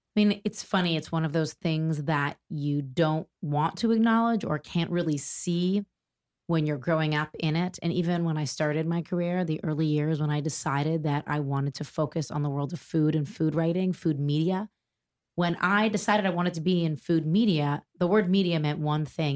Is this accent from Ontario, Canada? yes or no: yes; Toronto, Ontario, Canada; moved away as an adult; now in New York, United States; I was born in Toronto, Canada. I'm Canadian, proudly Canadian, although I've lived in New York for over twenty years now.